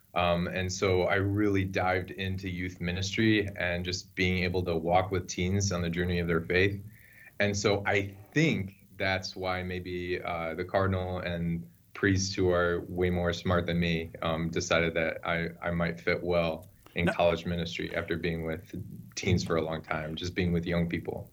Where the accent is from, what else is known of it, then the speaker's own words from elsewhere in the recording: Mundelein, Illinois, United States; I grew up in Mundelein, Illinois